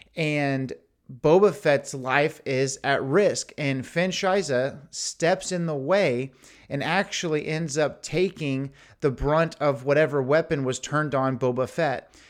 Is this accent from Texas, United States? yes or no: yes; Houston, Texas, United States; I'm from Houston